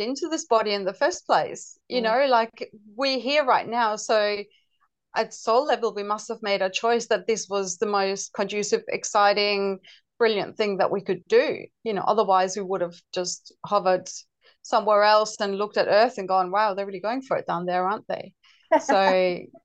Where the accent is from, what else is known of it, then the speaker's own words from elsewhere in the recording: Denmark; also born or lived in United Kingdom; now in Australia; So I'm originally from Denmark and I lived in various European countries, including the UK. But I've lived in Australia since 97.